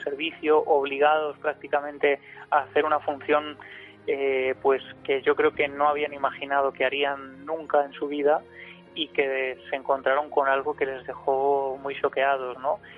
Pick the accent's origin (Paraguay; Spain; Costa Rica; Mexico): Spain; Ciudad Real, Castilla-La Mancha; Ciudad Real, de donde yo soy